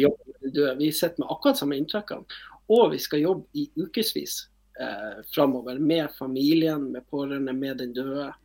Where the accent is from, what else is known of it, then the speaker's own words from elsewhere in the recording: Northern Norway, Norway; og vi er jo nordlendinger